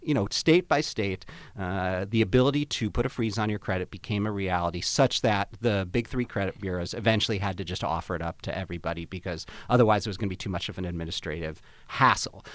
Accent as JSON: {"language": "English", "town": "Chicago", "region": "Illinois", "country": "United States", "tie": "born or raised there", "moved": "yes", "said": "my friends, uh, from back home in Chicago where I grew up."}